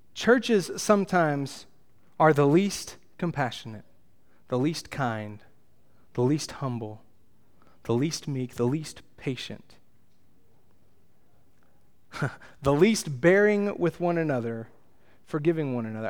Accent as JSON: {"language": "English", "region": "Texas", "country": "United States", "said": "I come from Texas, the greatest nation in the world"}